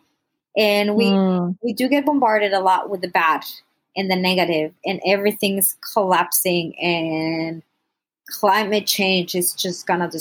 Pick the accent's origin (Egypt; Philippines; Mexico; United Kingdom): Mexico; also born or lived in United States; I'm originally from Mexico. I was born in the U.S., so like grew up in Mexico, Mexican family and everything